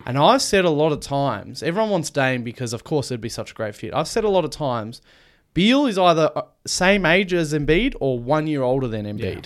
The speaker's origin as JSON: {"language": "English", "country": "Australia", "said": "we're an Australian podcast."}